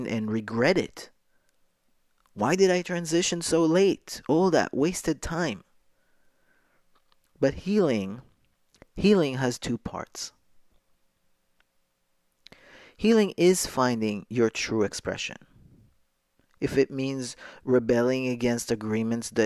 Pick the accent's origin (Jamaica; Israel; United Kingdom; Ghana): Israel; Jerusalem, Jerusalem District; moved away as an adult; now in New York, United States; I was born a girl in Jerusalem to a traditional Moroccan Jewish family. I went to a religious school.